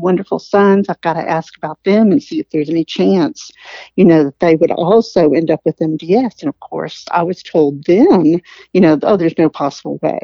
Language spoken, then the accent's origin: English; outside of Atlanta, Georgia, United States; I'm a Georgia gal. I grew up outside of Atlanta